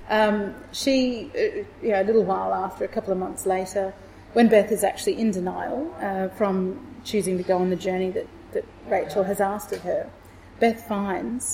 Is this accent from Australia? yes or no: yes; Fremantle, Western Australia, Australia; moved away as an adult; now in Melbourne, Australia; my hometown, which is Fremantle in Western Australia